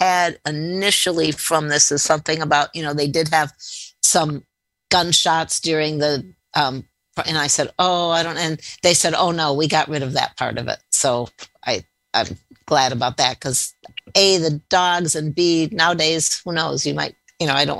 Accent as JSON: {"language": "English", "area": "outside of Chicago", "region": "Illinois", "country": "United States", "tie": "born or raised there", "said": "Growing up outside of Chicago, you know, we went there for many school field trips."}